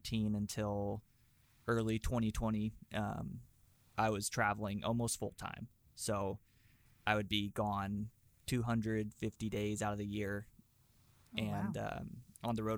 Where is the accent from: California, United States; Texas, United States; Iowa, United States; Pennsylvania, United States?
California, United States; Fresno; moved away as an adult; also born or lived in Los Angeles; I'm from Fresno, which is like right in the center of California